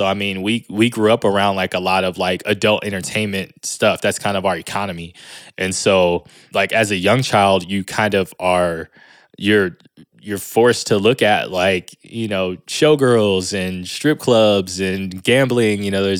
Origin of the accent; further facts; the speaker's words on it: Las Vegas, Nevada, United States; also born or lived in Redondo Beach, California; growing up in Vegas was, I guess, similar to growing up in any like city. I mean, it's not like a small town. It's not like a huge city like LA or like New York, but I don't know. It's like your average like city, right?